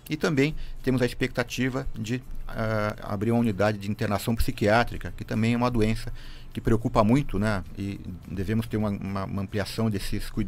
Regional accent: São Paulo, Brazil; now in Joinville, Brazil; Eu vim de São Paulo, e, na realidade, a gente tem uma, um centro de formação muito forte em Joinville

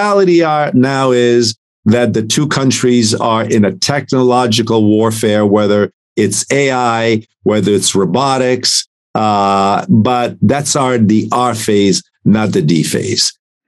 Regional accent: Italy; now in United States; and I'm an immigrant from Italy. I was given right. an opportunity in this country. I love America more than most people

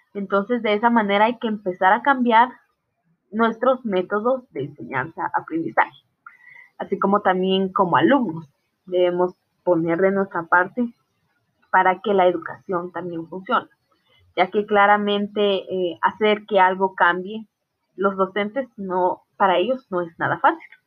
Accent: Totonicapán, Guatemala; now in Salcajá, Guatemala; yo soy del área de Totonicapán, de una aldea llamada Aldea Vázquez. Actualmente resido en Salcajaque, Saltenango.

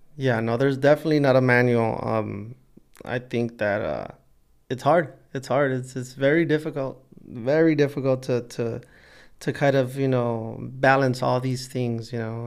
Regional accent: Los Angeles, California, United States; also born or lived in South Gate, California; We grew up poor in East L A, and then, you know, we moved out, uh, to Southgate

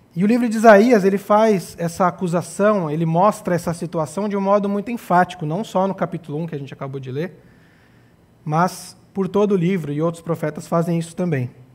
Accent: São Paulo, Brazil; moved away as an adult; nós somos de São Paulo, estamos aqui. Eu estou aqui há quatro anos e meio

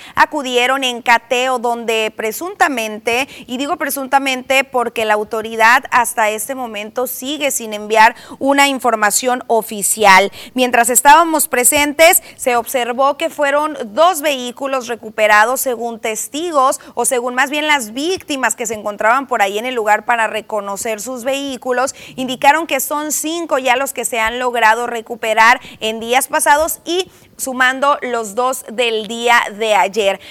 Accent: Mexico; como buenos mexicanos

